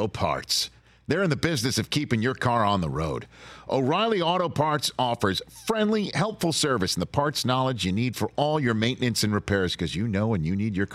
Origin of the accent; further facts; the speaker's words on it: New York City, New York, United States; in my hometown of Staten Island, New York.